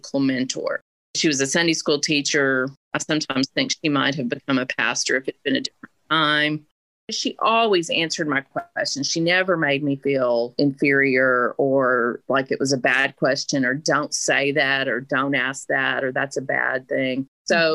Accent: Little Rock, Arkansas, United States; also born or lived in Louisiana; I'm from Little Rock, Arkansas

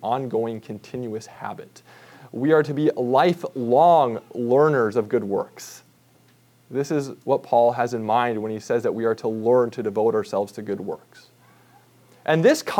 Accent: Minnesota, United States; growing up in Minnesota, my dad did and still does tap his own maple trees every spring

